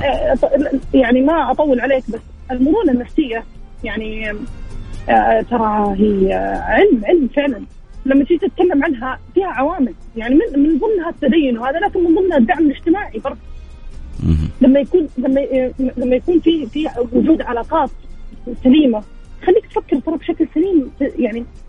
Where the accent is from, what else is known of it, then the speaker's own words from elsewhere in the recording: Jeddah, Makkah Province, Saudi Arabia; من جده